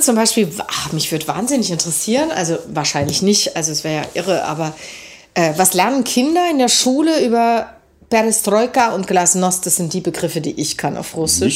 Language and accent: German; Germany; als Deutsche